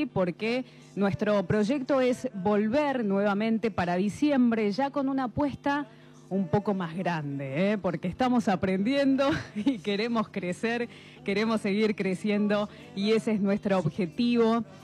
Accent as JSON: {"language": "Spanish", "town": "Esquel", "region": "Chubut", "country": "Argentina", "said": "eh, soy de Esquel, manualera"}